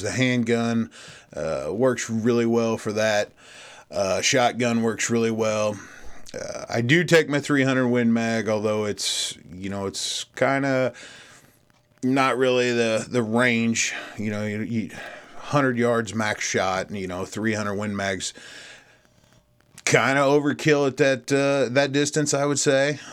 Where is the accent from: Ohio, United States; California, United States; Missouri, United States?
Missouri, United States; my home state of Missouri